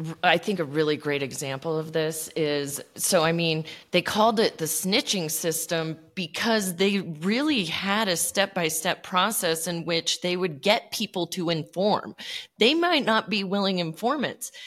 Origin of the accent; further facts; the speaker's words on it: New Mexico, United States; I grew up in New Mexico